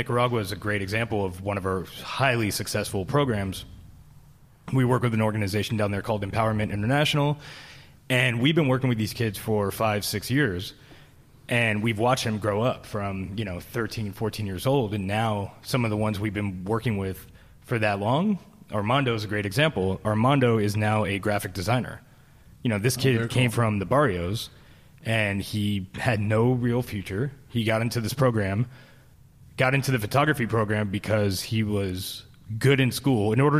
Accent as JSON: {"language": "English", "town": "Philadelphia", "region": "Pennsylvania", "country": "United States", "also_born_or_lived": "Cleveland / Los Angeles / San Francisco Bay Area", "lives_now": "Boise, United States", "said": "Philadelphia to Cleveland to Los Angeles to San Francisco Bay Area. But San Francisco, I was in for 21 years, and so that's what home. I consider home."}